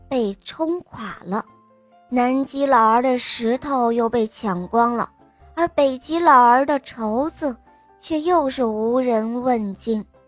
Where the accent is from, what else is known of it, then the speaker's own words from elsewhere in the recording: Shanghai, China; 今年七岁了，我来自上海，